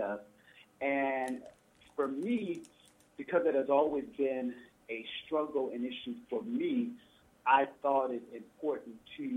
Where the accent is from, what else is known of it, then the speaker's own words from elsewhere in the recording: Oakland, California, United States; I grew up in Oakland